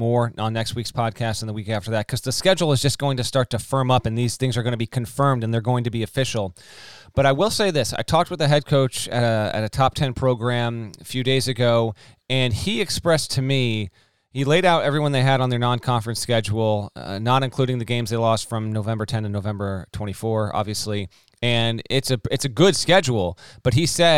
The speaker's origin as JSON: {"language": "English", "region": "Connecticut", "country": "United States", "tie": "born or raised there", "said": "my home state, school A in Connecticut"}